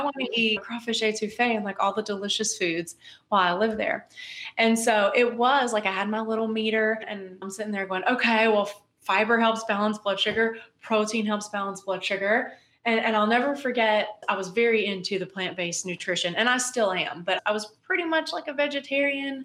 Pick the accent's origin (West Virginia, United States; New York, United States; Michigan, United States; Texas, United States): West Virginia, United States; moved away as an adult; also born or lived in Louisiana / Missouri / South Carolina / Germany; now in Louisville, United States; I'm from West Virginia originally. I was born and raised there.